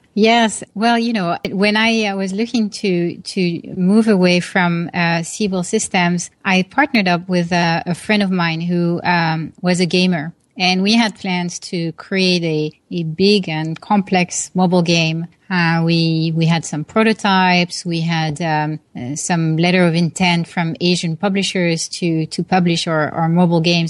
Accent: Paris, Île-de-France, France; moved away; I grew up in Paris, France

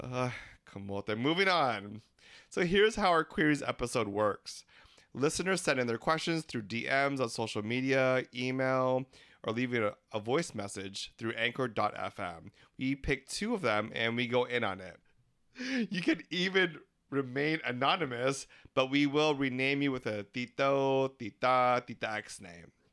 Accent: Philippines; We're three Filipino gay guys

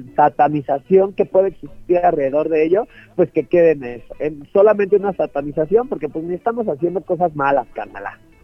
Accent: Mexico; yo soy de Catepec, que es uno de los barrios como pues más pesados en México entero

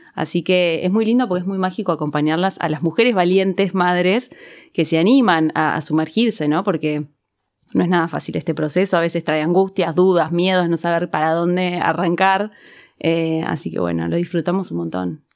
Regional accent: Argentina; las personas que nacimos en Argentina y nos criamos acá

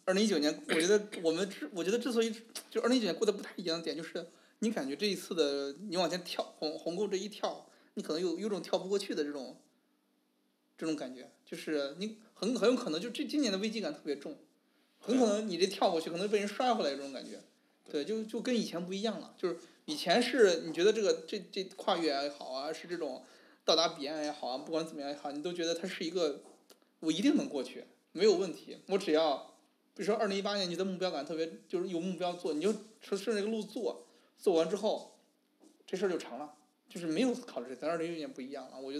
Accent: Beijing, China; 就是我们北京人

